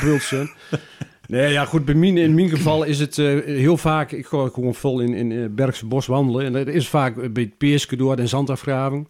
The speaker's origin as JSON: {"language": "Dutch", "town": "Kilder", "region": "Gelderland", "country": "Netherlands", "tie": "born or raised there", "also_born_or_lived": "Beek", "moved": "yes", "lives_now": "Zeddam, Netherlands", "said": "ik kwam van oorsprong uit Kilder"}